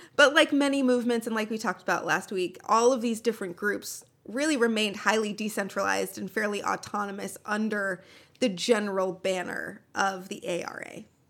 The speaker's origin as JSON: {"language": "English", "town": "Minneapolis", "region": "Minnesota", "country": "United States", "said": "I'm from Minneapolis"}